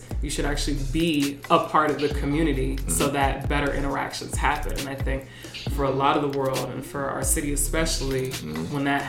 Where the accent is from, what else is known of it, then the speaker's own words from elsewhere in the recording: United States; I'm already American. I already know what that experience is like for me as like a Black woman.